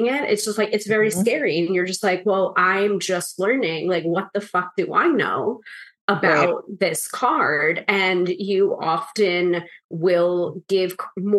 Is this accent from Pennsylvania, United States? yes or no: no; New York, United States; the New Yorker